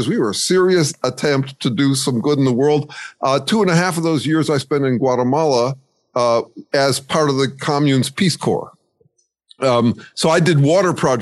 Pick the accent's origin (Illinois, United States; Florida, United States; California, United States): Illinois, United States; Chicago; moved away; also born or lived in Santa Cruz; I grew up in Chicago and then I moved to a boarding school